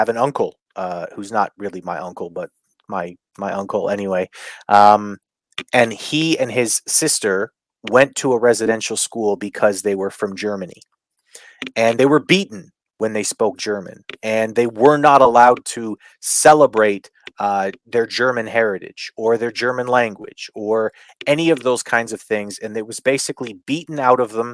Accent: Canada; I grew up as a Canadian

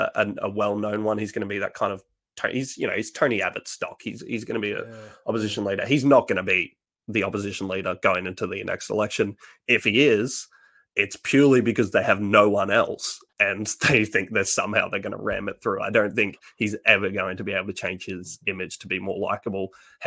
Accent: Australia; born or raised there

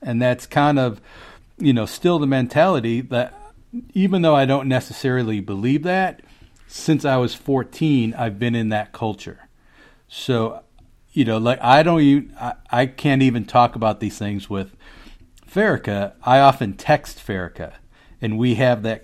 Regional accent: Chicago, Illinois, United States; now in Maryland, United States; I grew up in Chicago

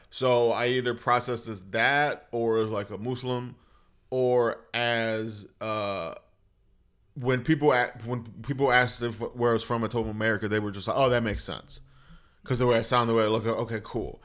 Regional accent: Lorain, Ohio, United States; also born or lived in Clovis, New Mexico; my first memories are back in Lorain, Ohio

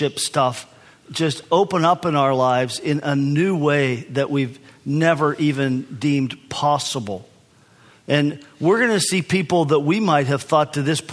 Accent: United States; I'm from the United States. I'm from America.

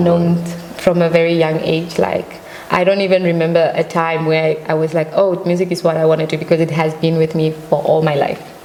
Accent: Namibia; moved away as an adult; I was born and raised in Namibia

